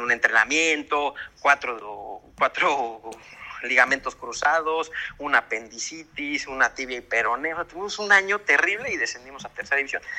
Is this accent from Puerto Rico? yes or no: no; Mexico; now in Spain; nosotros como mexicanos